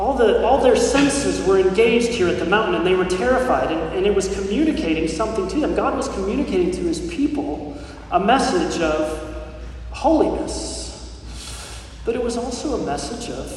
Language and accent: English; Colorado, United States; my home state of Colorado